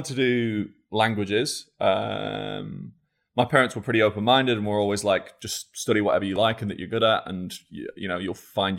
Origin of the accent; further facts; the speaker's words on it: Scunthorpe, Yorkshire and the Humber, United Kingdom; born there; Sure. So I was born in Scunthorpe. In 1988.